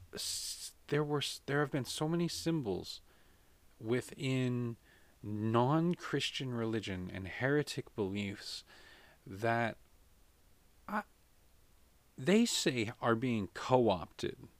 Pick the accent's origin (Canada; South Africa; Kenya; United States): United States; as an American